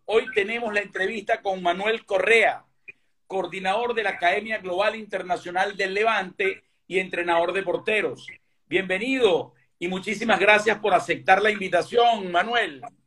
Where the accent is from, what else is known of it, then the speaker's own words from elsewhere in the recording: Caracas, Capital District, Venezuela; moved away as an adult; now in Galicia, Spain; yo sí nací aquí en Galicia y me fui a los ocho años para, para Caracas